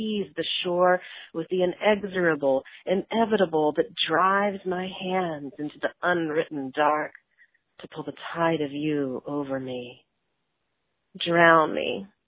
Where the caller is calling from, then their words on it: Houston, Texas, United States; I'm calling from Houston, Texas